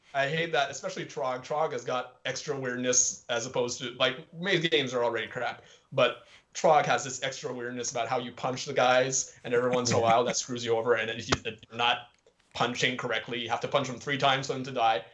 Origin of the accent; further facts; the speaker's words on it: Montreal, Quebec, Canada; I'm from Quebec, like the province of Quebec, but technically I'm from Montreal.